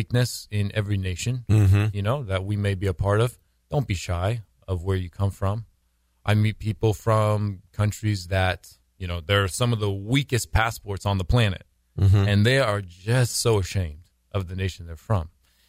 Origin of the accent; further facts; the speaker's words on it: United States; But, oh, I mean, I'm American, actually. I was mm-hmm. born here.